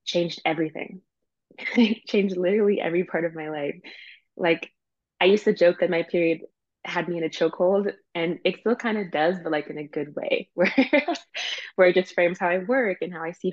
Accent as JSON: {"language": "English", "country": "Canada", "said": "I'm Canadian"}